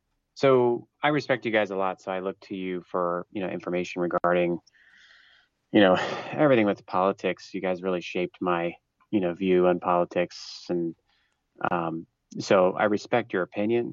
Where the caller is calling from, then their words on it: Pennsylvania, United States; Hey, Matt … from Pennsylvania.